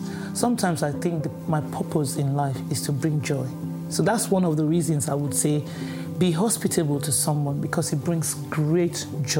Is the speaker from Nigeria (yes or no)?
yes; Nigeria; As a Nigerian